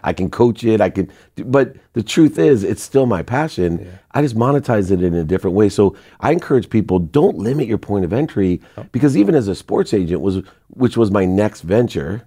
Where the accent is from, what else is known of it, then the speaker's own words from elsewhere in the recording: Akron, Ohio, United States; moved away; also born or lived in San Diego; we grew up in Akron